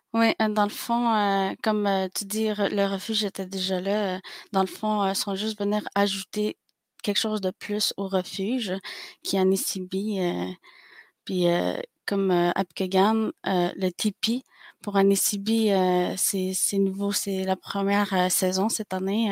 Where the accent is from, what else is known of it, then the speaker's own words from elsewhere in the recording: Pikogan, Quebec, Canada; je suis algonquine de Pikegan